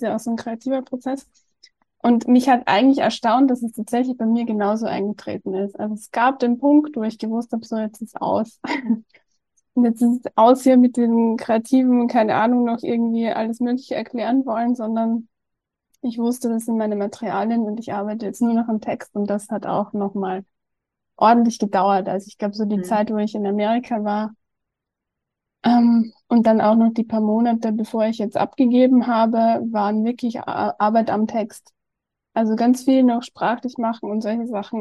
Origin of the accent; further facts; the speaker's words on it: Austria; ich komme ja aus Österreich